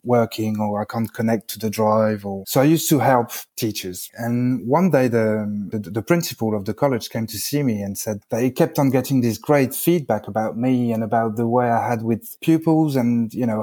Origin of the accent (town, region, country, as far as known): France; English is a second language; moved away as an adult; also born or lived in United Kingdom